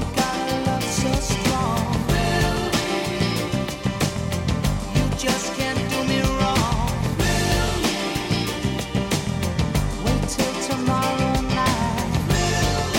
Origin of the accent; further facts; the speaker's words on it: Stoke-on-Trent, West Midlands, United Kingdom; I'm still from Stoke.